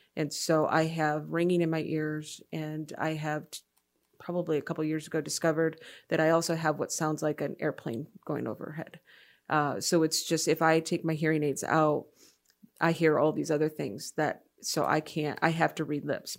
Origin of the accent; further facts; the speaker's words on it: Freeland, Michigan, United States; moved away as an adult; also born or lived in Rochester, Michigan / Madison, Wisconsin; my memories are mostly in Freeland, Michigan